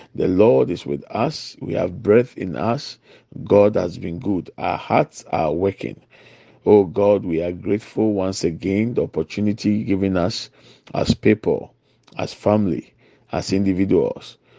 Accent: Ghana; I'm from Ghana.

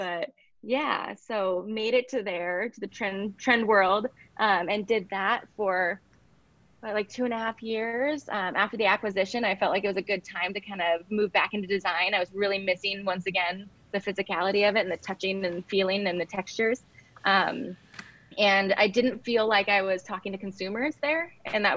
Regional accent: Southern Oregon, United States; moved away as an adult; also born or lived in Portland, Oregon / New York; I grew up in Southern Oregon.

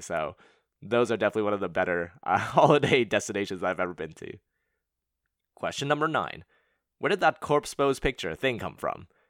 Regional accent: Montreal, Quebec, Canada; moved away as an adult; also born or lived in Hong Kong / London; now in Bay Area, United States; I was born and raised in Montreal

